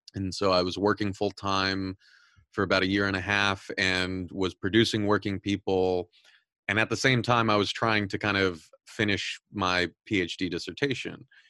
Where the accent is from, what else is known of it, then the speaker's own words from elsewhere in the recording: Southern California, United States; I'm originally from Southern California. Um, I've mentioned this on the show a lot of times that I grew up very Catholic and very conservative